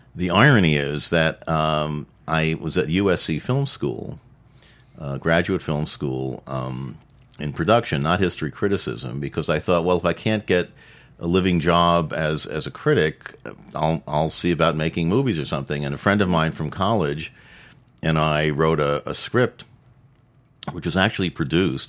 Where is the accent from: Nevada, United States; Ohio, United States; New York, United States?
New York, United States; I grew up in New York